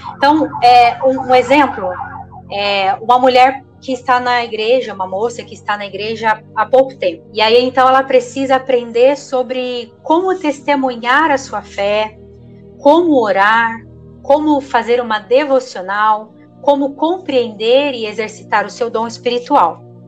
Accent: southern Minas Gerais, Brazil; moved away as an adult; now in São Bernardo do Campo, Brazil; Nós somos do sul de Minas Gerais e nós estamos aqui em São Bernardo cerca de 12 anos

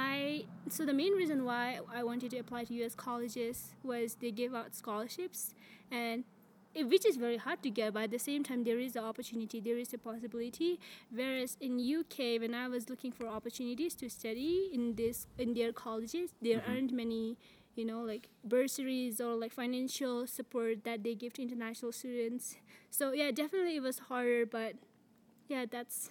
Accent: Ladakh, India; moved away as an adult; I grew up in Ladakh, so that's northern India, but my grandparents are from Tibet

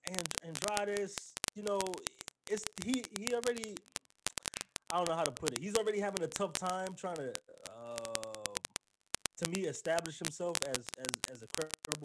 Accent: New York, United States; I'm from New York

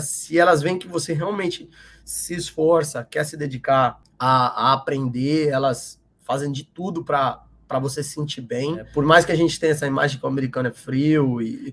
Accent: São Paulo, Brazil; moved away as an adult; now in United States; Sou de São Paulo, São Paulo capital, e desde pequeno eu jogava futebol de salão ali na, na região da freguesia do Ó, de Pirituba e Aí cresci lá, me mudei para o interior de São Paulo com, com uns 13

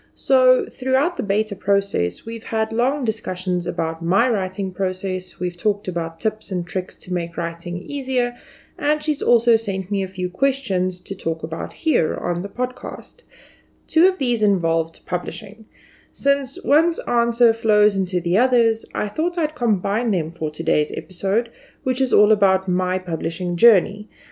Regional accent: South Africa; as a South African citizen

